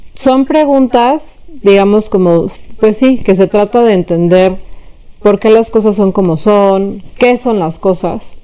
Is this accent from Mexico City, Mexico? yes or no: yes; Mexico City, Mexico; yo nací en la Ciudad de México y crecí también ahí, en concreto en Álvaro Obregón